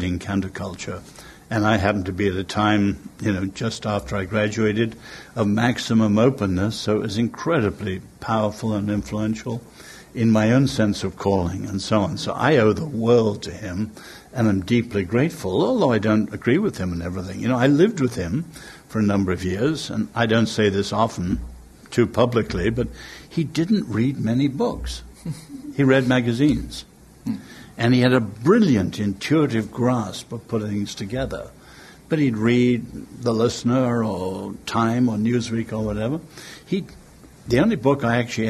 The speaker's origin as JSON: {"language": "English", "region": "England", "country": "United Kingdom", "said": "I'm English"}